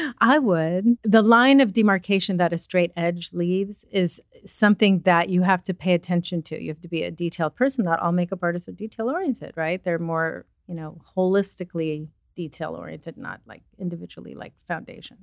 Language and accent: English; Los Angeles, California, United States; also born or lived in Pennsylvania; I am from Southern California, but currently bi-coastal